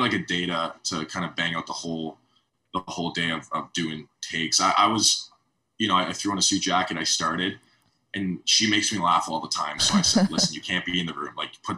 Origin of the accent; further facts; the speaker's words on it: Canada; as a Canadian